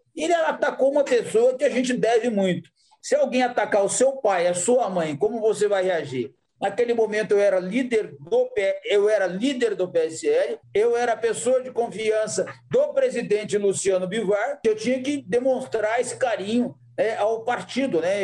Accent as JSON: {"language": "Portuguese", "town": "Jacarezinho", "region": "Paraná", "country": "Brazil", "tie": "born or raised there", "also_born_or_lived": "Novo Gama / Luziânia / Águas Lindas de Goiás", "moved": "yes", "lives_now": "Aparecida de Goiânia, Brazil", "said": "eu nasci no Paraná e hoje eu sou goiano"}